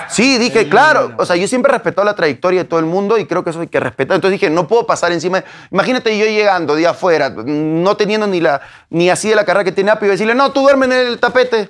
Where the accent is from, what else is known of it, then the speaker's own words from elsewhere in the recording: Peru; moved away as an adult; now in Mexico; yo soy peruano, yo soy peruano, nacido en Perú, nacido en mi barrio, vengo de un barrio